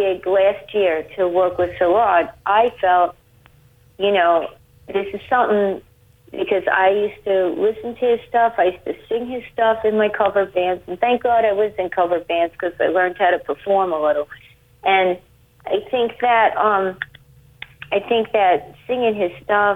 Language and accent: English; United States; for me as an American